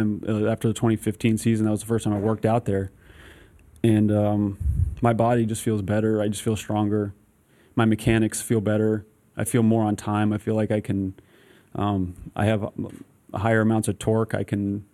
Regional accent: Trumbull and Redding, Connecticut, United States; we grew up in Trumbull and Reading, Connecticut

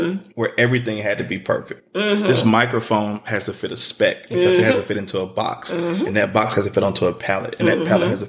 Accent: the South, United States; you know, we're from the South. We drink lemonade and sweet tea.

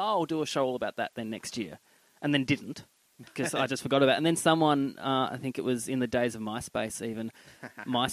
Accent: Tasmania, Australia; growing up in Tassie

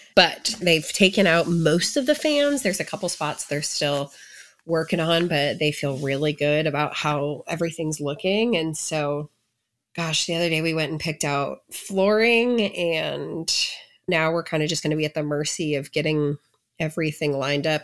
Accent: St. Louis, Missouri, United States; moved away; I grew up in the Saint Louis area.

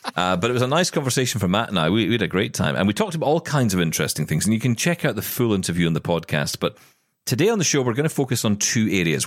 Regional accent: Scotland, United Kingdom; I'm Scottish

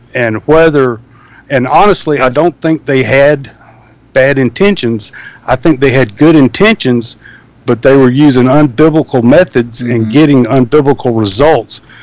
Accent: the South, United States; growing up in the South

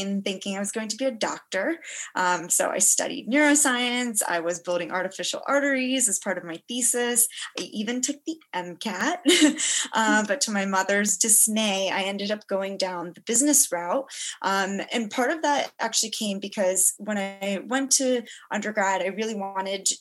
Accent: Yorktown, Virginia, United States; moved away as an adult; now in New York City, United States; I was born and raised in Yorktown, Virginia, which is where I am right now

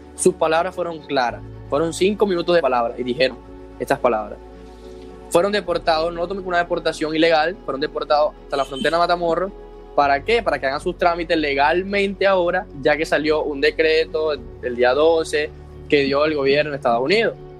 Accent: Maracay, Zulia, Venezuela; moved away as an adult; soy de Maracay, Venezuela, Estado Zulia.

